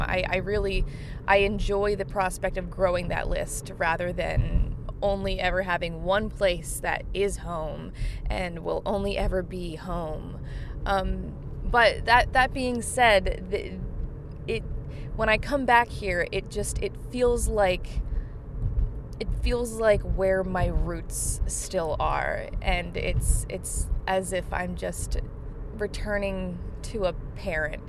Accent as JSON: {"language": "English", "town": "Linwood", "region": "New Jersey", "country": "United States", "tie": "born or raised there", "moved": "yes", "lives_now": "Charlottesville, United States", "said": "my hometown of Linwood, New Jersey"}